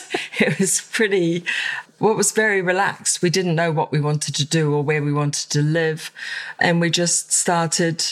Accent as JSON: {"language": "English", "region": "Auckland", "country": "New Zealand", "tie": "born or raised there", "moved": "as an adult", "lives_now": "London, United Kingdom", "said": "I'm originally from New Zealand. I'm from Auckland."}